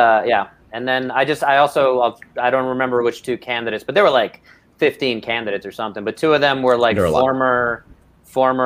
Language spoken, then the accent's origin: English; New York City, New York, United States; growing up in Brooklyn in that environment